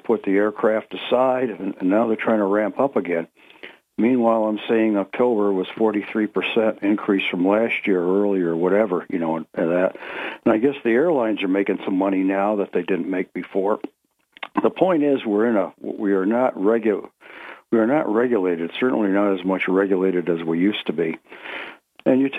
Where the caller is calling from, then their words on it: Ithaca, New York, United States; of Greater Ithaca would like to speak about greed.